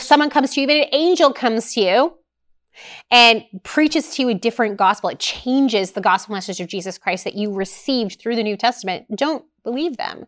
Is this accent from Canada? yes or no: yes; Canada; as a Canadian